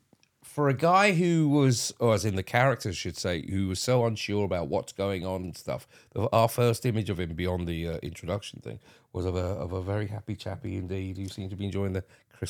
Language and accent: English; St Albans, East of England, United Kingdom; from my hometown, by the way, folks. St. Albans, represent.